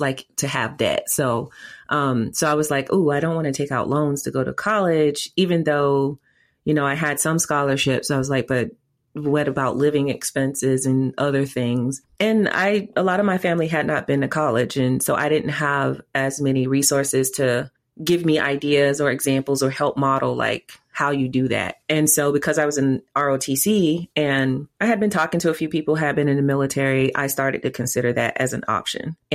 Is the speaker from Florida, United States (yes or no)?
yes; Winter Haven, Florida, United States; also born or lived in Bartow, Florida; I grew up in Central Florida, born and raised in Winter Haven in Bartow, which is in Polk County, and very country